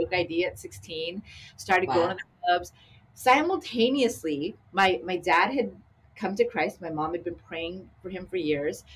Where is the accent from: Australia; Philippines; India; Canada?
Canada; also born or lived in Long Beach; now in Sacramento, United States; as a young Asian girl growing up in Canada